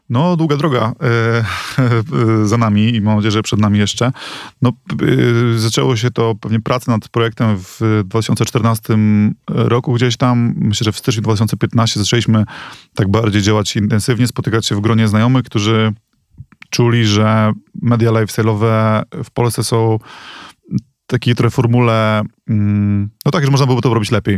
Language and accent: Polish; Reda, Pomeranian Voivodeship, Poland; moved away as an adult; also born or lived in Gdynia; now in Warsaw, Poland; pochodzę z Redy